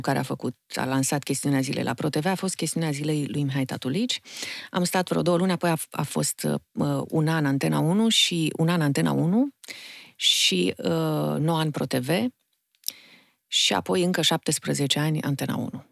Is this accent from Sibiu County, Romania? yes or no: no; Bucharest, Romania; Sunt bucureșteancă jet pe jet, din mamă bucureșteancă, tată moldovean